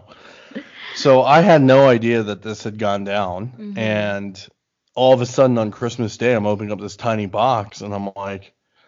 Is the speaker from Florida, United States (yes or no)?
no; Maryland, United States; now in Las Vegas, United States; I'm from Maryland originally